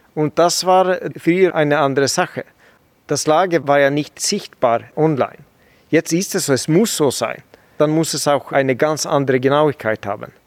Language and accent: German; Sweden; German is a second language; moved away as an adult; also born or lived in Northern Sweden; now in Switzerland; Ich bin ja Schwede und habe früher in Nordschweden